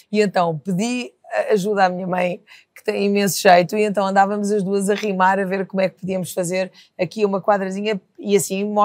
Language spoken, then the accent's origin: Portuguese; Lisbon, Portugal; enfim, eu, como sou lisboeta, eh, não posso dizer